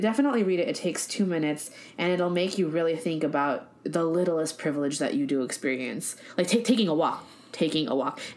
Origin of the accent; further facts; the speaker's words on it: United States; accent: Americanized; my Americanized accent